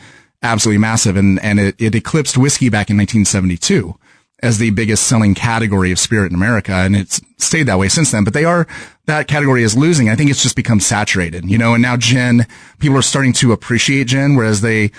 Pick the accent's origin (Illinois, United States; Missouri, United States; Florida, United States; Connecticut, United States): Missouri, United States; Kansas City; I haven't really experienced any pushback because of the fact that we're from Kansas City.